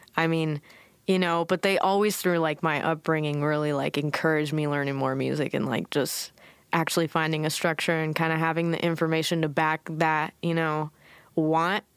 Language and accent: English; Newport Beach, California, United States; also born or lived in Irvine, California; I was born in Newport. Like, you know, my mother gave birth in Newport